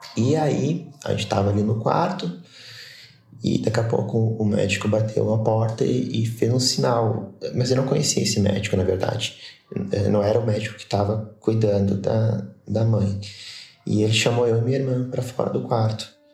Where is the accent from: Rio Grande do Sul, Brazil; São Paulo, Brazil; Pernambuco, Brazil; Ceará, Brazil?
Rio Grande do Sul, Brazil; Caxias do Sul; sou de Caxias do Sul, Rio Grande do Sul